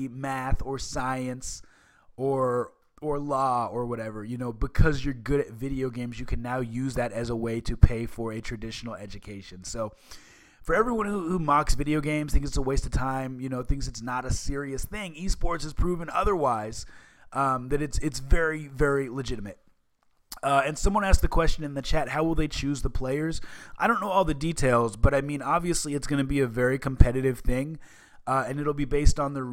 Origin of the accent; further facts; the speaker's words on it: Seattle, Washington, United States; I grew up in the Seattle area